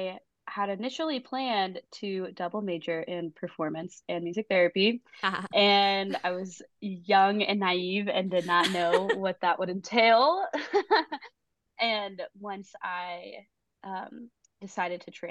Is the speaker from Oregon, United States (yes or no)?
no; Houston, Texas, United States; moved away as an adult; also born or lived in Fort Worth, Texas; now in Nashville, United States; I'm from Houston, Texas, but I live in Nashville now